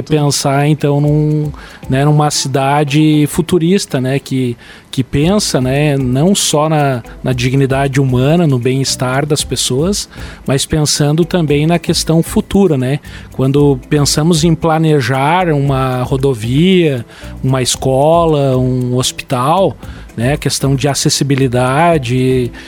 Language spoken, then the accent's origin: Portuguese; Lages, Santa Catarina, Brazil; meu orgulho de ser lagiano, sou nasci em Lages